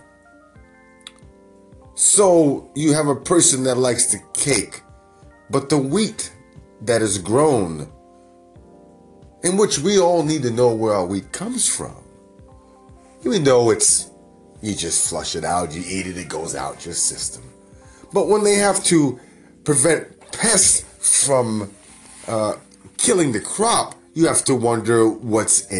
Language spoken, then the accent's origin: English; New York, United States; now in Northern California, United States; Growing up in New York